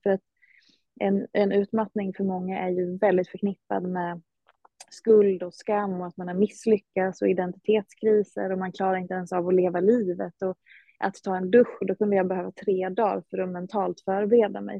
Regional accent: Hedemora, Dalarna County, Sweden; moved away; Jag hade trott att jag skulle stanna hemma i Hedemora

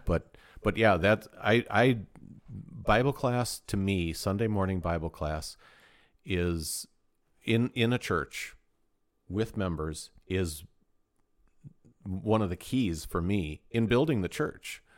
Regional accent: United States; we're American

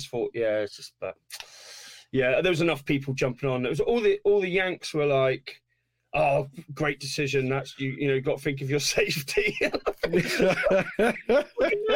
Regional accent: Torquay, South West England, United Kingdom; I'm from Torquay. Oh, where's that? Oh, it's in the southwest

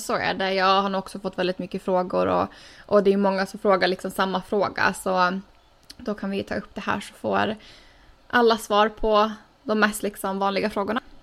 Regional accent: Åland Islands; moved away as an adult; now in United States; som man är van vid hemma på Åland

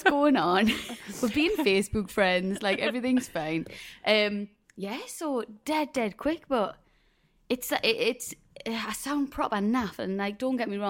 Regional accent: South Shields, North East England, United Kingdom; we're both from South Shields

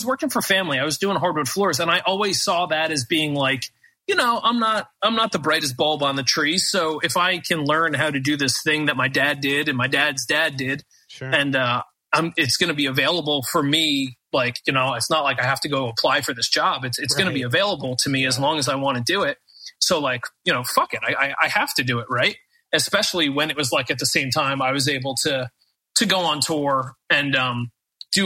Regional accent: United States; as an American

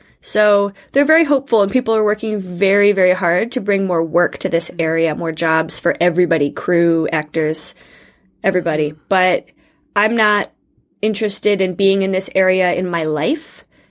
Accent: Northeast Ohio, United States; moved away as an adult; also born or lived in Moscow / Scotland / England / France; So I was born and raised in Northeast Ohio, right by Lake Erie, and I grew up in Montessori education

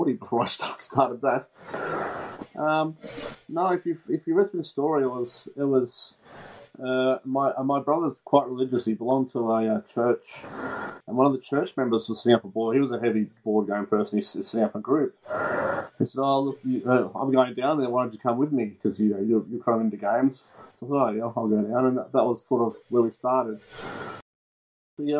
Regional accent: Mooroolbark, Victoria, Australia; I grew up in Moorabark

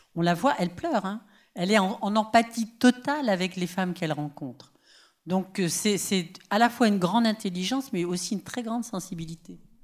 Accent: Paris, Île-de-France, France; chez nous à Paris

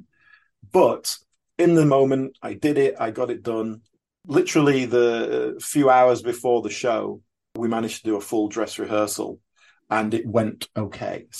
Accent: Yorkshire and the Humber, United Kingdom; also born or lived in Brixton, London; now in London, United Kingdom; You can probably tell from my accent I'm not a London native, but I've been here quite a few years now. From Yorkshire originally.

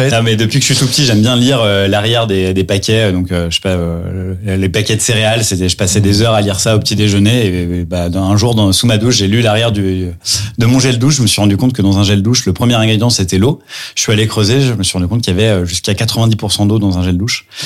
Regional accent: Lyon, Auvergne-Rhône-Alpes, France; also born or lived in New York; now in Paris, France; j'ai 32 ans. Je suis marié, je suis papa d'un petit Gaspard qui a un an et demi. Je suis originaire de Lyon, mais euh, voilà, parisien d'adoption depuis euh, depuis quelques années.

